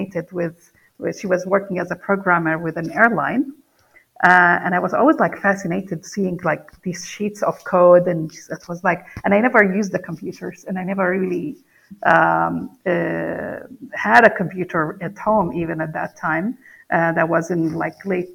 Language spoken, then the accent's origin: English; Palestine; English is a second language; moved away; I grew up in the Middle East in Palestine.